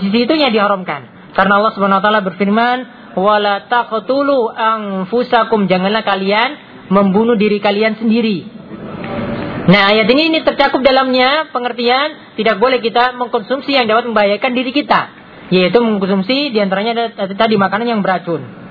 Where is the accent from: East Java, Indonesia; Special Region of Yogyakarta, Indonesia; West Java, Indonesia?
Special Region of Yogyakarta, Indonesia; Gunung Kidul; di daerah saya juga di Gunung Kidul tuh ada warung